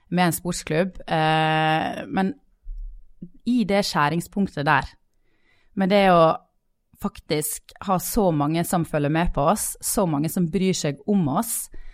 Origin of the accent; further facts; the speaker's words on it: Sogn, Vestland, Norway; now in Bergen, Norway; jeg er sogning.